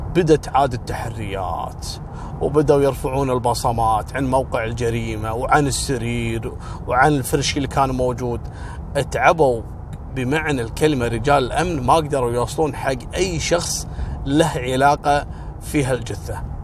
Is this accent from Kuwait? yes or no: yes; Kuwait; عندنا في الكويت